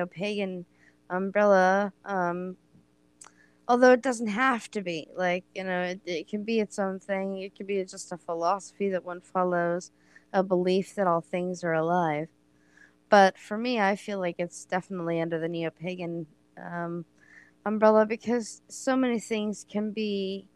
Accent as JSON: {"language": "English", "region": "Oregon", "country": "United States", "said": "I am from Oregon"}